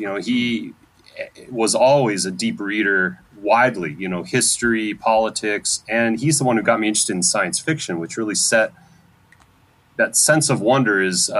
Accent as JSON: {"language": "English", "region": "Idaho", "country": "United States", "tie": "born or raised there", "also_born_or_lived": "Michigan", "moved": "as an adult", "said": "I grew up in Idaho, and I did not grow up in a musical family."}